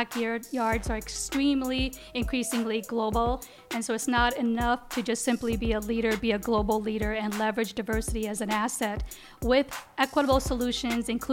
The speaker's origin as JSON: {"language": "English", "country": "United States", "tie": "born or raised there", "said": "Growing up in the Quad Cities"}